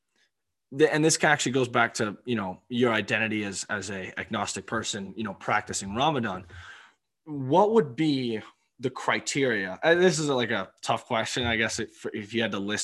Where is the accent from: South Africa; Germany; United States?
United States; Maryland; I'm from Maryland